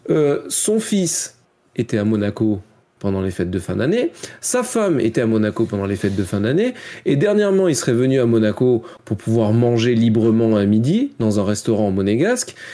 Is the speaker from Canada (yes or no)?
no; France; je râle beaucoup, je suis français, etc.